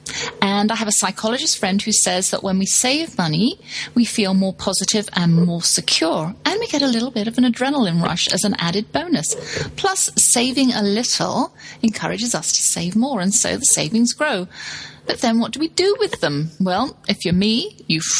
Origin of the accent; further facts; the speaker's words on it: England, United Kingdom; moved away as an adult; also born or lived in Texas; since I moved away from England originally